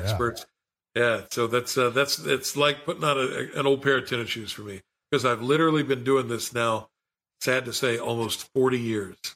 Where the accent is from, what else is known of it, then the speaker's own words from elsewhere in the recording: Logan, West Virginia, United States; also born or lived in Las Vegas / Orlando; back in Logan, my hometown